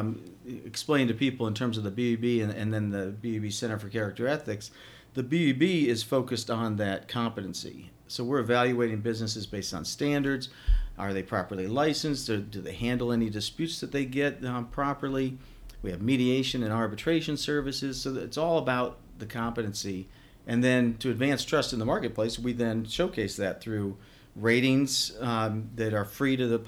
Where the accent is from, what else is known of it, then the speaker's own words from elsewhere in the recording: Worthington, Ohio, United States; I grew up in Worthington in a suburb